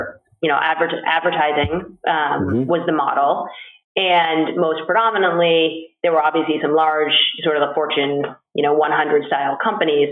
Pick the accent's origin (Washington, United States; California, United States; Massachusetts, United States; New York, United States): Massachusetts, United States; Boston; I'm a Bostonian.